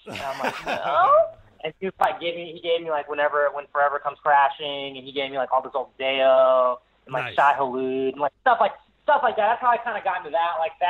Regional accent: Columbia, South Carolina, United States; so I grew up in Columbia, South Carolina, and Columbia was like a real shit town.

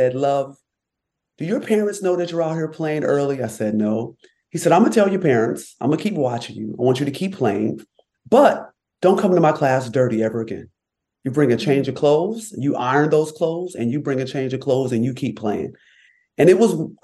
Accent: Rochester, New York, United States; I was born and raised in upstate New York. I'm from Rochester, New York, and I grew up in a loving, thriving Black community

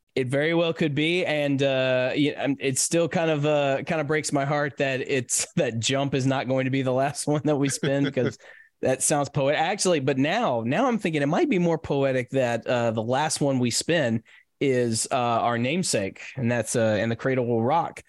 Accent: Nashville, Tennessee, United States; born or raised there

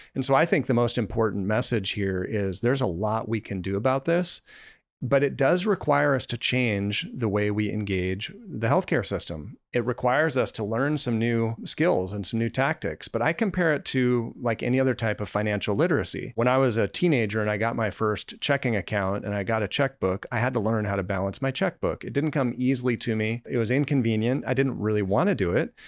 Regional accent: Colorado, United States; moved away; I grew up in Colorado

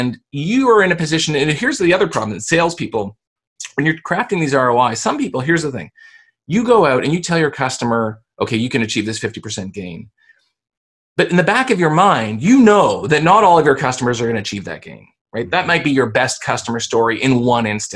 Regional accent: Canada; I'm Canadian

